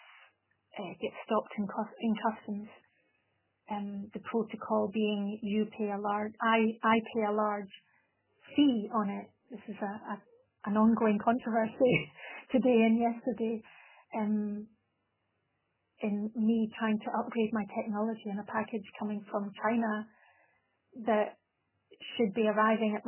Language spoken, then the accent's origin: English; Scotland, United Kingdom; now in Italy; I'm a Scottish person living in Italy and speaking Italian as a second but fluent language